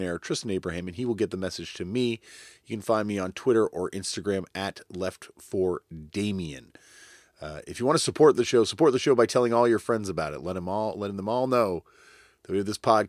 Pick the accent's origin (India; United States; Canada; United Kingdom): Canada; accent: Canadian; my Canadian accent